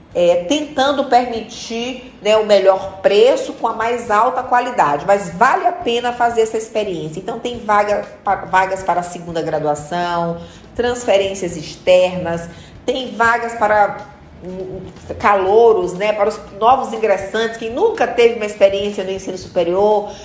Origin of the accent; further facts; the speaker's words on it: Maranhão, Brazil; also born or lived in Mirador / São José de Ribamar / São Luís; Eu sou eu sou de Mirador e sou de Ribamar também, ainda sou de São Luís, minha gente, eu sou do Maranhão